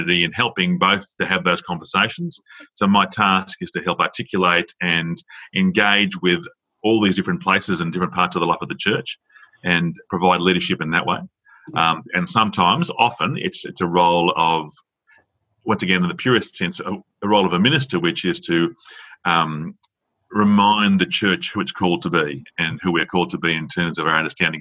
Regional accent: Sydney, New South Wales, Australia; moved away as an adult; also born or lived in Dubbo / Queanbeyan; now in Tamworth, Australia; My background is growing up in Sydney, and spent all my life there until like my first placement, which was in Dubbo.

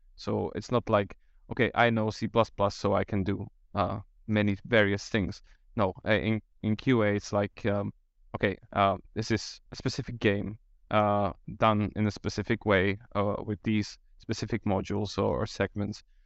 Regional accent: Slovakia; I'm from Slovakia

